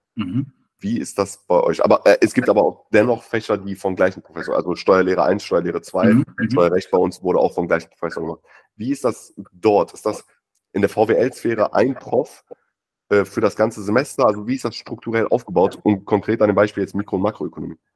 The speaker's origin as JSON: {"language": "German", "country": "Germany", "said": "bei uns in Deutschland"}